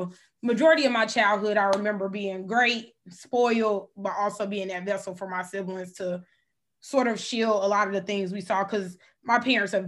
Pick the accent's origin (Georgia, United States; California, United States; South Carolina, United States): South Carolina, United States; Columbia; I was born in Columbia, South Carolina, 803